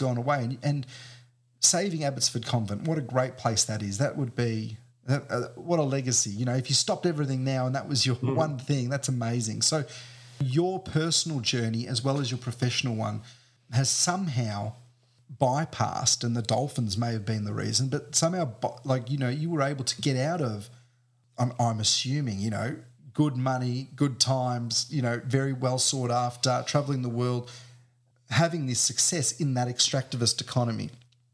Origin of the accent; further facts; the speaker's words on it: Preston, Victoria, Australia; I grew up in Preston to migrant parents